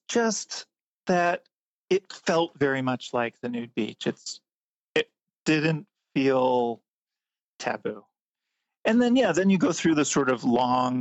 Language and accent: English; Lancaster, Pennsylvania, United States; moved away as an adult; also born or lived in Cincinnati, Ohio / New York City; I grew up in Lancaster, Pennsylvania, which is where the Amish and Mennonite are